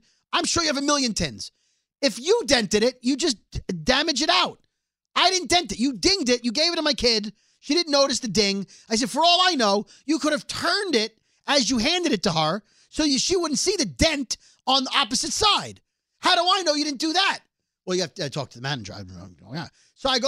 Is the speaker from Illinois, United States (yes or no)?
no; New York City, New York, United States; we're from Brooklyn!